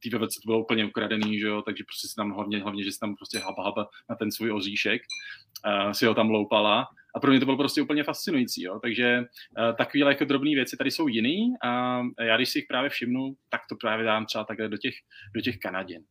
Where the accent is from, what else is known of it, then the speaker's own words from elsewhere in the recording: Czechia; moved away as an adult; now in Canada; já jsem byl zvyklý z Česka si prostě vyjít do lesu